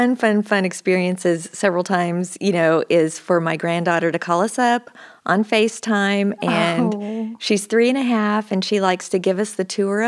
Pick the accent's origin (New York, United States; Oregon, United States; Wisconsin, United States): Oregon, United States; moved away as an adult; I grew up in Oregon, and I guess I was there from about the time I was 5 till I went to college, and I ended up going to Baylor is how I got to Texas.